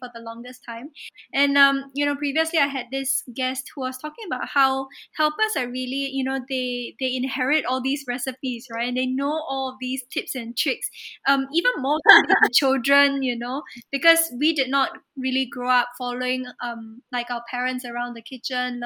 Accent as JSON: {"language": "English", "country": "Singapore", "tie": "born or raised there", "said": "growing up in Singapore"}